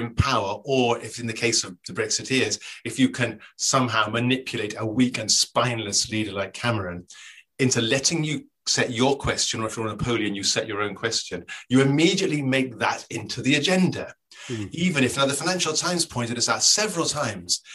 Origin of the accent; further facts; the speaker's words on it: Scotland, United Kingdom; I was brought up in Scotland.